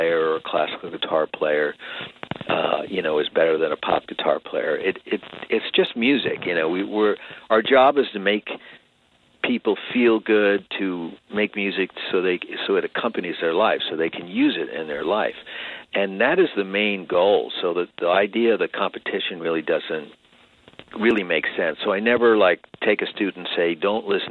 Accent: Long Island, New York, United States; moved away as an adult; now in California, United States; back when I was growing up on Long Island

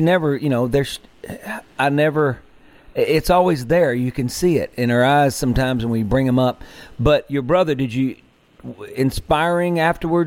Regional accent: Mississippi, United States; I grew up in Mississippi

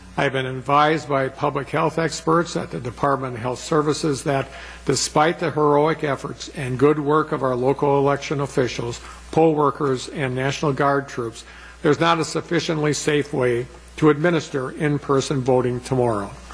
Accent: Plymouth, Wisconsin, United States; where I grew up in Plymouth

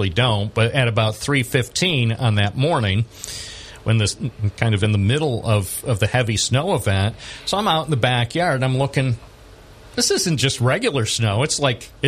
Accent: Binghamton, New York, United States; I was born in Binghamton, and I've lived in this area all my life.

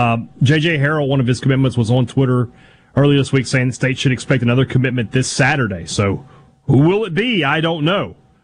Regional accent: Vicksburg, Mississippi, United States; my hometown of Vicksburg, Mississippi

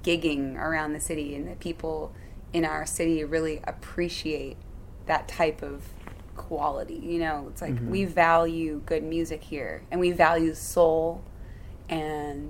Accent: Chicago, Illinois, United States; born or raised there

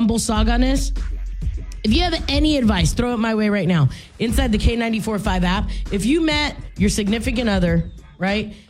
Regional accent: Louisiana, United States; I'm from Louisiana

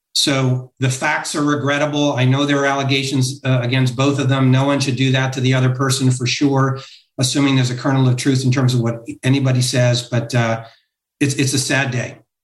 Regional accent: Connecticut, United States; now in Los Angeles, United States; I grew up in Connecticut

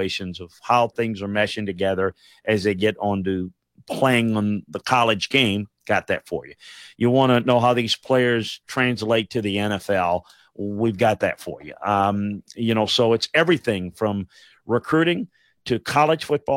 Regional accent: South Louisiana, United States; growing up in South Louisiana

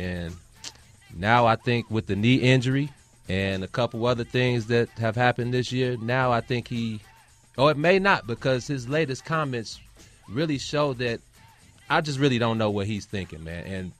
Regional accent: Chicago, Illinois, United States; I'm from the South Side of Chicago.

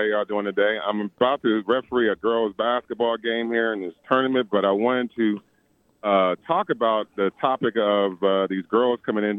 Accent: Los Angeles, California, United States; also born or lived in Philadelphia, Pennsylvania; now in Texas, United States; I was born in Philadelphia, lived, raised in Los Angeles.

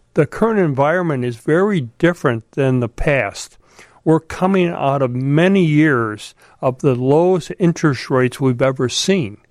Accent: Chicago, Illinois, United States; I grew up in Chicago.

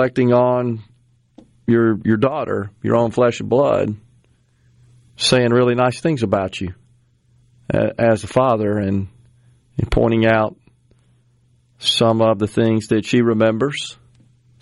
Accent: Mississippi, United States; my home state

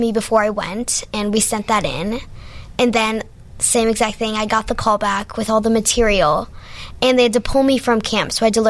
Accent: Deerfield, Illinois, United States; also born or lived in Winnetka; I'm from Deerfield, but my house is currently flooded

